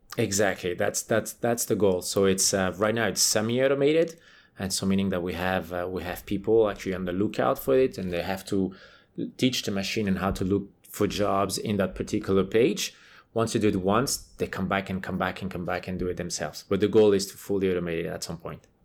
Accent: Switzerland; moved away; I'm from Switzerland, right? So I played for the Swiss national team

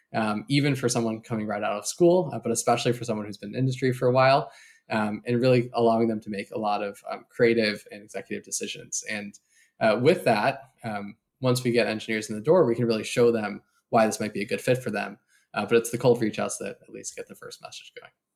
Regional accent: Chicago, Illinois, United States; moved away as an adult; now in San Francisco, United States; I grew up in the Chicago area

